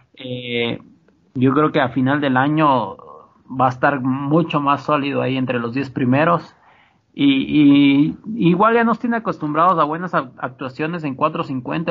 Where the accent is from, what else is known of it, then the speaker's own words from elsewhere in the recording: Ibarra, Imbabura, Ecuador; yo soy de Ibarra